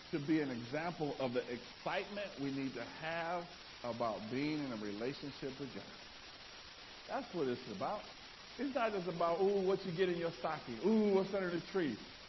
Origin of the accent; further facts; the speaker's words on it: New York, United States; I just like to be me because I'm from New York.